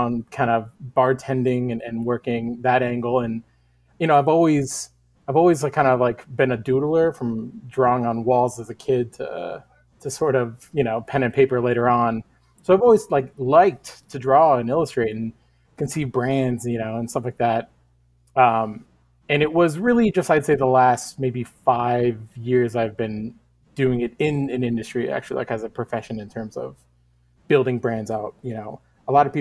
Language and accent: English; Northern California, United States; moved away as an adult; now in Portland, United States; I'm originally from Northern California, and I moved up to Portland about 11, 12 years ago.